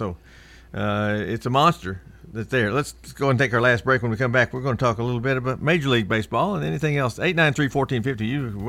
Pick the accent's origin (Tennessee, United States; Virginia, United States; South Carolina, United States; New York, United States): Tennessee, United States; Martin; now in Murfreesboro, United States; from Martin, Tennessee.